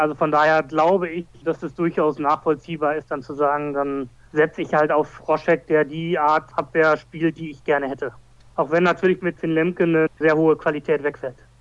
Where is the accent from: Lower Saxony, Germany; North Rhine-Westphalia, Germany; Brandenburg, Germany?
North Rhine-Westphalia, Germany; Essen; als Essener